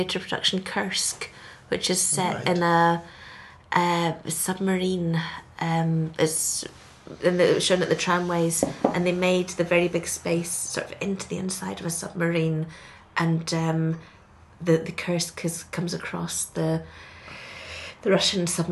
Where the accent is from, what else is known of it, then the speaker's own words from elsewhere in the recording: Scotland, United Kingdom; I come from Scotland.